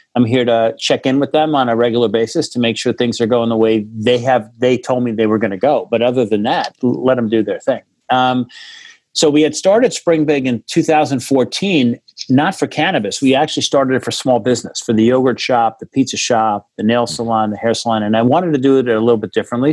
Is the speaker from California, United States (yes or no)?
no; Monsey, New York, United States; i grew up in uh, in a town uh, in rockland county new york